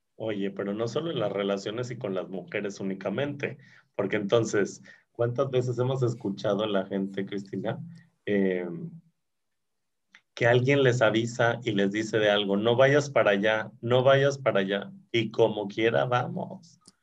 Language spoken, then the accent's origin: Spanish; Mexico; como buenos mexicanos